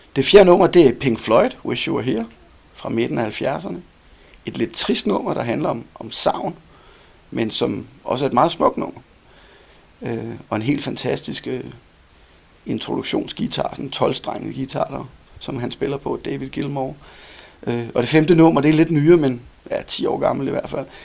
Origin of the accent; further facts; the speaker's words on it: Copenhagen, Capital Region of Denmark, Denmark; moved away as an adult; now in Helsingør, Denmark; jeg er født i København, og er indfødt københavner, kan man sige. Jeg har boet på Nørrebro, Østerbro, Vandløse